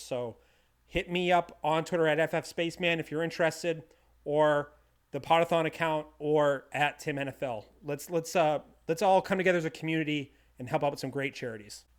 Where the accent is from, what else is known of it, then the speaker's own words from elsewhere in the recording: Bangor, Maine, United States; from Bangor, Maine, my hometown